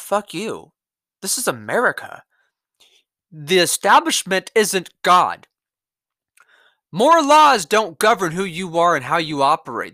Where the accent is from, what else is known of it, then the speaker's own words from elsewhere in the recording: California, United States; my home state